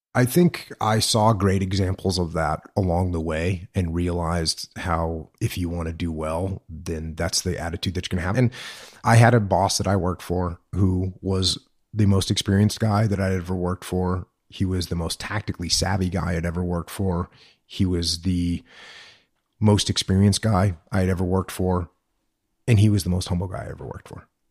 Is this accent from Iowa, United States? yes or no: no; Maine, United States; born or raised there; moved away as an adult; also born or lived in San Diego, California